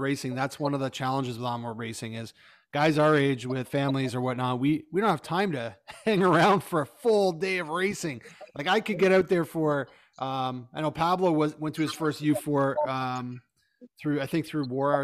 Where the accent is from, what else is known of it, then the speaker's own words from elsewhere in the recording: Canada; as a Canadian